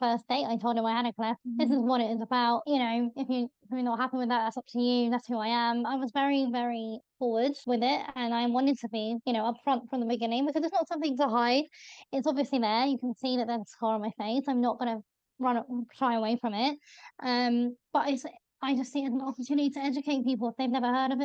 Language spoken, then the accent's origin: English; London, United Kingdom; I'm from Northwest